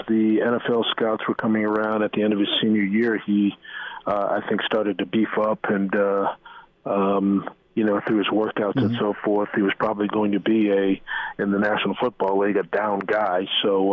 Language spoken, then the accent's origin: English; New York City, New York, United States; now in Nebraska, United States; I'm originally from New York City, and I lived there for a while.